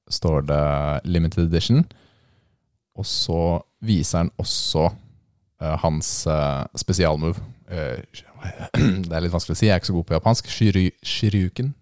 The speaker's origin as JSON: {"language": "Norwegian", "town": "Lillestrøm", "region": "Akershus", "country": "Norway", "said": "Er jeg fra Lillestrøm? Ja"}